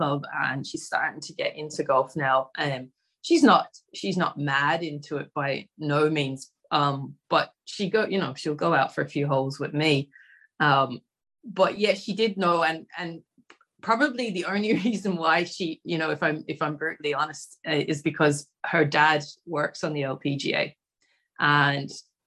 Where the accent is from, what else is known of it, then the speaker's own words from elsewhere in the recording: Australia; growing up in Australia